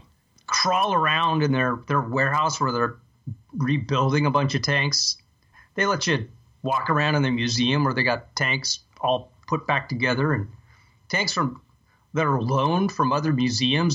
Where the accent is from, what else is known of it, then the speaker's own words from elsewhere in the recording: United States; I'm an American